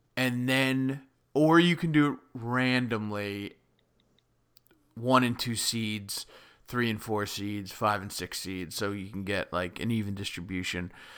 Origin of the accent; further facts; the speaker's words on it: United States; coming from, like, the New York, New Jersey metro area